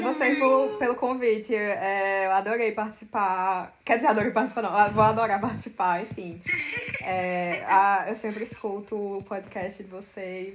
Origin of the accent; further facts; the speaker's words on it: Campina Grande, Paraíba, Brazil; moved away as an adult; now in São Paulo, Brazil; nasci em Campina Grande, na Paraíba, mas me mudei para São Paulo em 2016 para estudar cinema e animação na FAP.